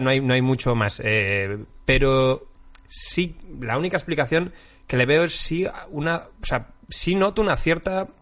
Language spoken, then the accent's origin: Spanish; Galicia, Spain; moved away as an adult; now in Madrid, Spain; ser gallego